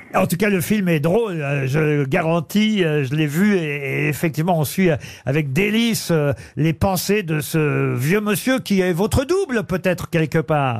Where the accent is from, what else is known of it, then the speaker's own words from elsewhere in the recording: France; chez nous en France